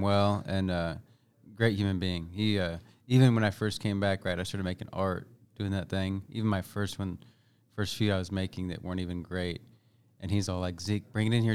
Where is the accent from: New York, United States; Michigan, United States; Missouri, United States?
Missouri, United States; Bethany; also born or lived in Kansas City, Kansas; I was, uh, born at K U Medical Center, uh, local, right? And then at some point in my young age, uh, we moved north to a place called Bethany, Missouri